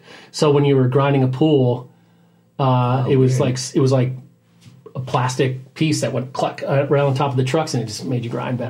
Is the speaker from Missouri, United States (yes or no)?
no; Warren, Vermont, United States; now in Burlington, United States; I grew up in Warren, it's at Sugarbush, so I mean, we grew up skiing.